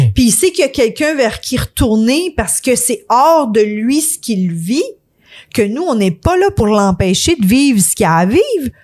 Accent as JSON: {"language": "French", "region": "Quebec", "country": "Canada", "said": "on est québécois"}